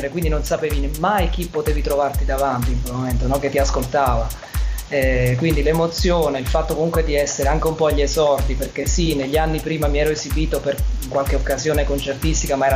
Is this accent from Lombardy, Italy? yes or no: no; Salerno, Campania, Italy; moved away as an adult; now in Milan, Italy; io mi sono trasferito a Milano nel 2005, sono originario di Salerno